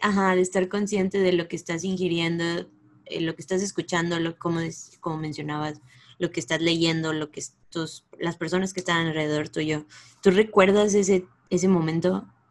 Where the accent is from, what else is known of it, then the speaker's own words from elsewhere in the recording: Mexico; moved away; las tres somos latinas, aquí mexicanas